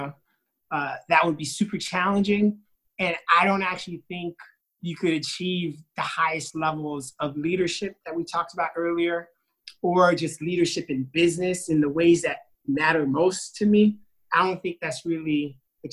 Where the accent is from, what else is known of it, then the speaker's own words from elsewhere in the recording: New York, United States; also born or lived in Haiti; I was born in New York.